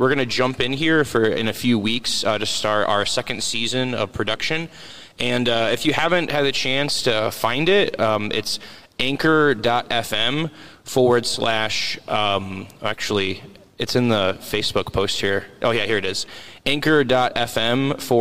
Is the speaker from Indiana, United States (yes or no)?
yes; LaPorte County, Indiana, United States; I was born and raised in LaPorte County